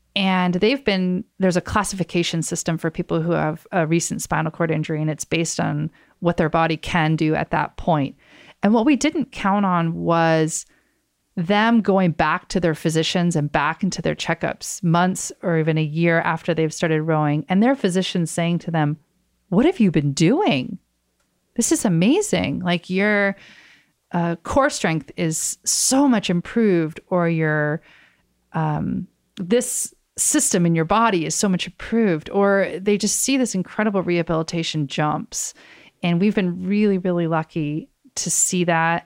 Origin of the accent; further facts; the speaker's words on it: Oak Ridge, Tennessee, United States; my hometown in Oak Ridge, Tennessee